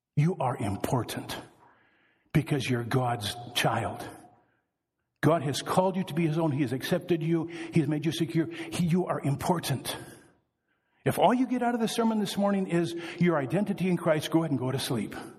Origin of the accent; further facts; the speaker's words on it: Wisconsin, United States; I am from Wisconsin, so I can talk about us Wisconsinites.